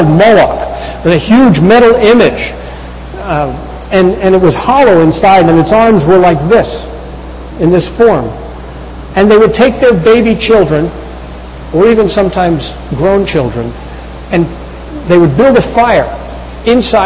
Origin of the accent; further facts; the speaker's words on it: United States; as Americans